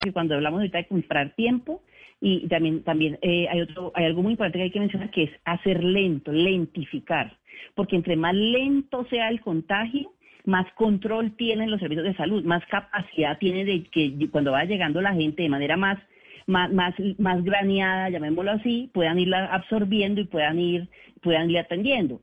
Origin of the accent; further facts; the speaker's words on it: Colombia; como colombianos